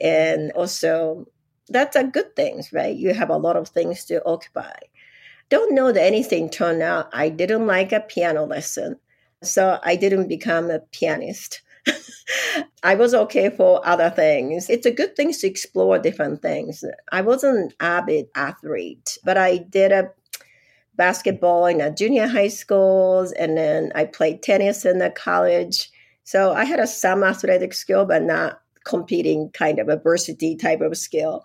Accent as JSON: {"language": "English", "town": "Yokosuka", "region": "Kanagawa", "country": "Japan", "tie": "born or raised there", "also_born_or_lived": "Los Angeles, United States", "second_language": "English", "moved": "as an adult", "lives_now": "Utah, United States", "said": "I was born in Japan, a place is called Yokosuka, which is a little south of Tokyo"}